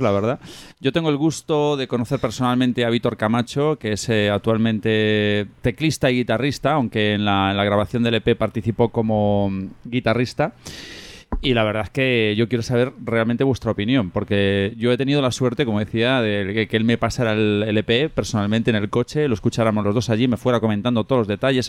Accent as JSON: {"language": "Spanish", "town": "Pontevedra", "region": "Galicia", "country": "Spain", "said": "soy de allí de Pontevedra"}